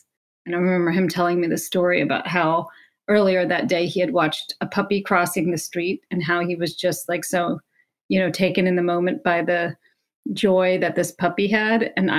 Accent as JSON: {"language": "English", "region": "Alabama", "country": "United States", "tie": "born or raised there", "said": "I grew up in Alabama."}